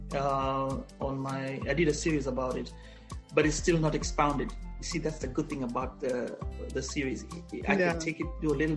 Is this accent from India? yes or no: no; Kenya; moved away as an adult; now in United States; my first 20 years, was living as a Kenyan in Kenya.